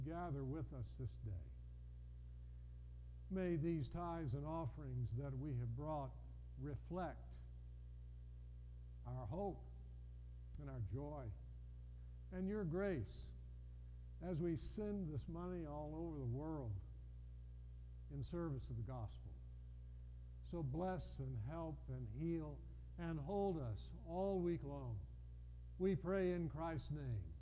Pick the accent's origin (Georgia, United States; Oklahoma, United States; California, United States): Georgia, United States; we're from Georgia, USA